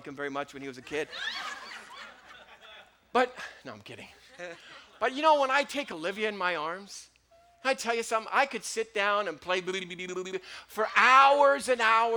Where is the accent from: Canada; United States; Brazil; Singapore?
Canada; I'm Canadian